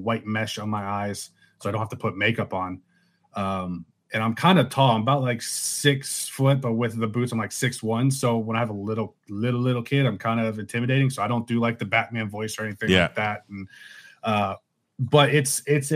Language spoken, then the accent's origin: English; Spring Hill, Florida, United States; I've been here, born and raised in Spring Hill